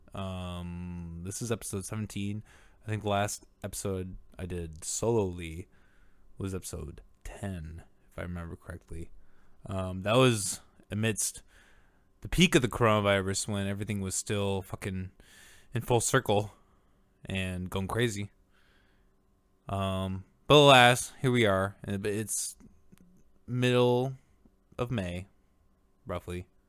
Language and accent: English; Orange City, Iowa, United States; I grew up in Orange City, Iowa